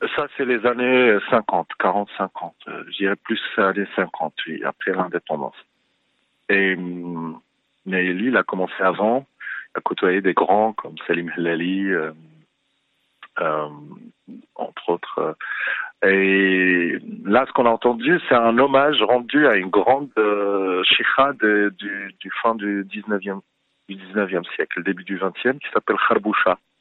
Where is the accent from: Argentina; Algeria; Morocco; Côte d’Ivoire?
Morocco; Fez, Fès-Meknès; also born or lived in Paris, France / Rabat, Morocco; now in Casablanca, Morocco; je venais de Fès